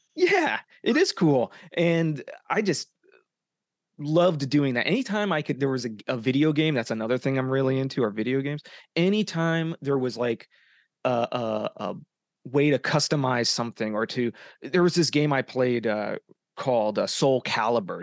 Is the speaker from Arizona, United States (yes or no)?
yes; Arizona, United States; moved away as an adult; now in Los Angeles, United States; I'm from Arizona. Um, I'm a hometown boy